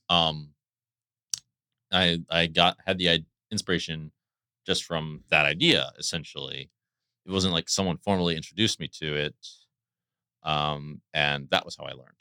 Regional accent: D.C., Maryland, United States; moved away; I grew up in Maryland, near Washington, D C

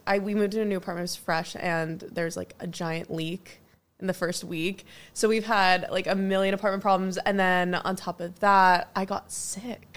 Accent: New Jersey, United States; now in Los Angeles, United States; I was a little girl in New Jersey

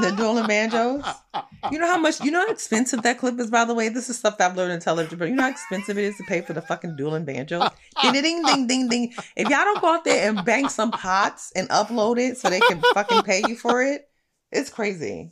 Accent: New York City, New York, United States; I'm a girl from Brooklyn

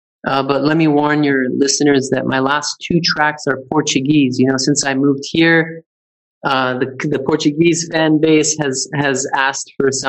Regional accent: Canada; moved away; which I had never heard of when I came from Canada

